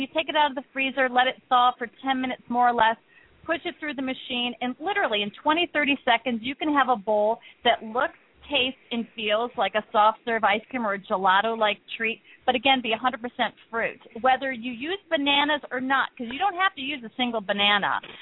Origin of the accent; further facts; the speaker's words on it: Midwest, United States; moved away; also born or lived in California; I'm from the Midwest, and you know what? I grew up on you know, that really kind of, you know, wonderful diet